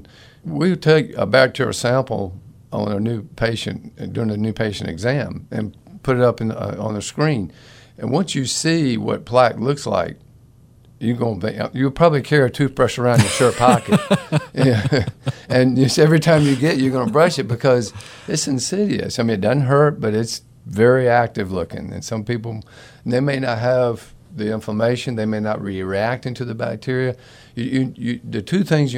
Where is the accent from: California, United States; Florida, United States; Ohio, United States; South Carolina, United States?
Florida, United States; I grew up in Florida